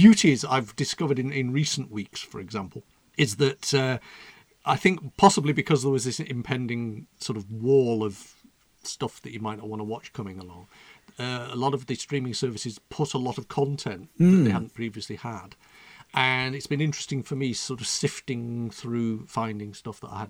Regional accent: Manchester, North West England, United Kingdom; You get visions of Manchester as they were when I was growing up.

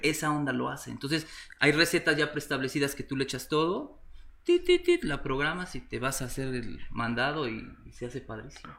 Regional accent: Puebla, Mexico; also born or lived in Valencia, Spain / Mexico City; Soy mexicano, sí, soy de la ciudad de Puebla, Puebla

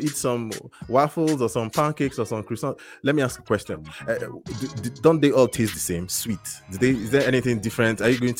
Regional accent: Calgary, Alberta, Canada; from Calgary, Canada, and this is the Breakfast by BlueJeans show.

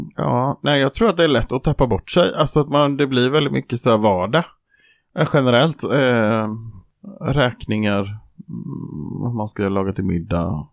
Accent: Jönköping, Jönköping County, Sweden; Jag kommer från bibelbältet i Jönköping

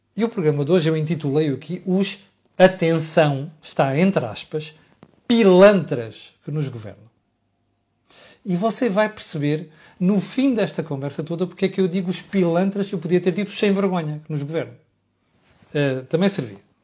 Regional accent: Portugal; Eu, como português

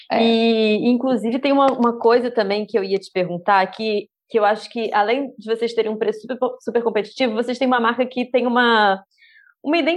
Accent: Brazil; now in Portugal; eu talvez enquanto brasileira isso seja um pouco diferente do que é para você que é portuguesa

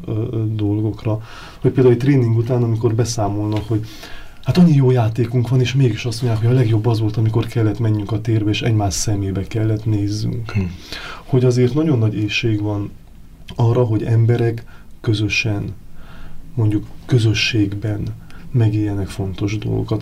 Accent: Sfântu Gheorghe, Székely Land, Romania; moved away as an adult; now in Budapest, Hungary; mi ugye Erdélyből származunk, tehát az Oson, az Sepsi Szent Györgyhöz köthető.

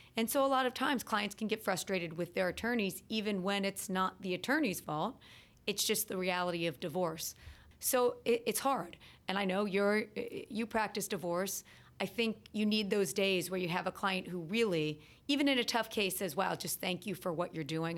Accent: Cincinnati, Ohio, United States; moved away as an adult; also born or lived in Boston / North Carolina; now in New Jersey, United States; I grew up in Cincinnati, Ohio

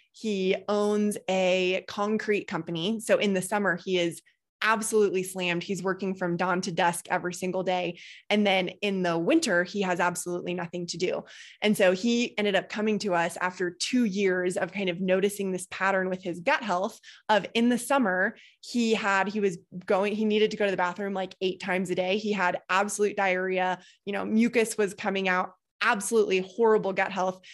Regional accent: Boulder, Colorado, United States; I grew up in Boulder.

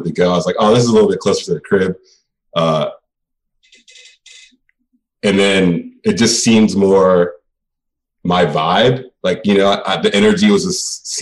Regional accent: Baltimore, Maryland, United States; also born or lived in Hagerstown, Maryland / New York; I spent fifth through 12th grade in Baltimore. So I lived here most of my life. So I stayed from Baltimore, but I was born and raised in Hagerstown for the first 10 years.

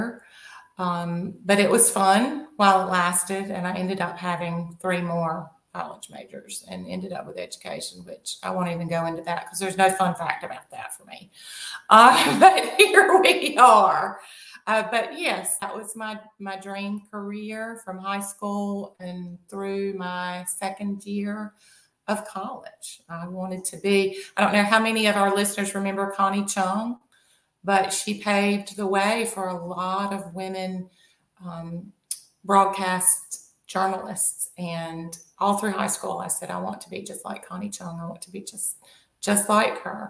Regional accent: Southern, Southern United States, United States; accent: Southern; my Southern accent

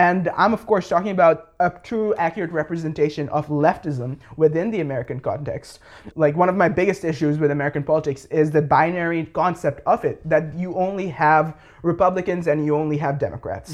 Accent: Bangladesh; I'm from Bangladesh, born and raised, uh, grew up there.

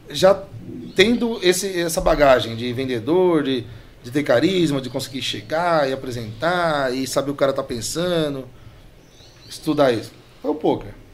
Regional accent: Piauí, Brazil; A gente veio do Piauí, fundinho do Piauí, pai carregador.

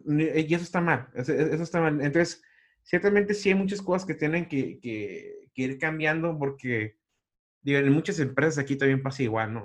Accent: Mexico; como mexicano

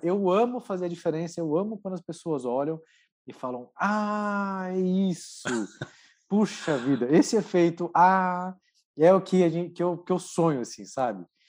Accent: Santo André, São Paulo, Brazil; Eu sou de Santo André, sou natural de Santo André, é, aqui no ABC Paulista

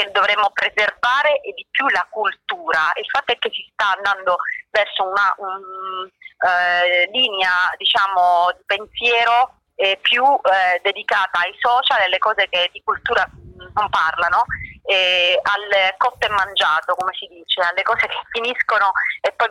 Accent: Sicily, Italy

